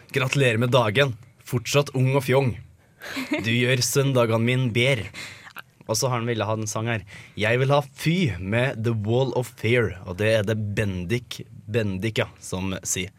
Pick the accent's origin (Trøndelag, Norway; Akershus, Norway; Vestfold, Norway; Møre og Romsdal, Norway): Trøndelag, Norway; Jeg er jo trønder.